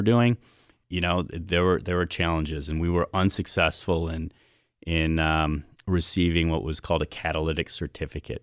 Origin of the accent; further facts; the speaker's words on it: Cleveland, Ohio, United States; moved away as an adult; also born or lived in Colorado / Australia; now in Cleveland, United States; I grew up, uh, on the west side of Cleveland in, uh, in Fairview Park in Rocky River